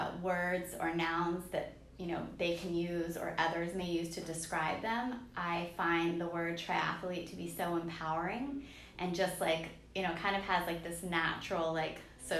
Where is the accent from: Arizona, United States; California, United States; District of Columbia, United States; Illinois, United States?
District of Columbia, United States; Washington; I mean, I come from the Washington, D.C. area and we have some nice hills around there.